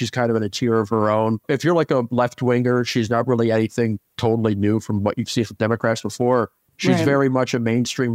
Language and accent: English; the South, United States; as a Southerner